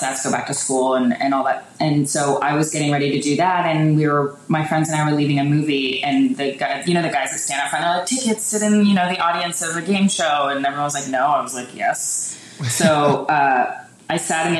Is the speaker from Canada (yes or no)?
yes; Richmond Hill, Ontario, Canada; I grew up on a farm, like an hour north of Toronto